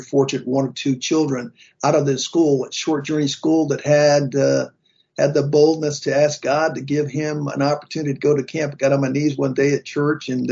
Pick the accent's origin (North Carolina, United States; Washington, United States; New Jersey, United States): North Carolina, United States; Growing up in North Carolina, very strong farming community, tobacco farmers, cotton farmers. And my folks, 9 brothers and sisters, lived not too far from Raleigh, North Carolina